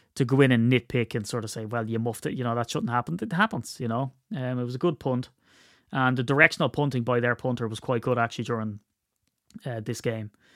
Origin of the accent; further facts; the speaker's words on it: Ireland; I'm Irish